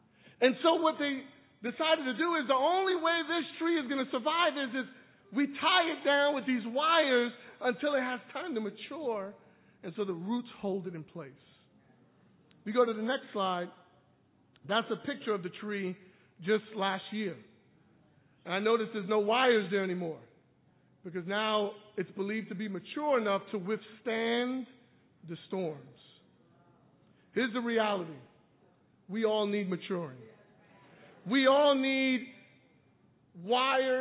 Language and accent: English; New York City, New York, United States; I was born and raised in Brooklyn